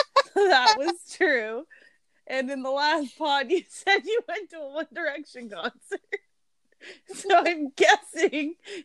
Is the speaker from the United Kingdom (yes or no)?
no; Mexico; born there; I was born in Mexico while my parents were visiting my mom's family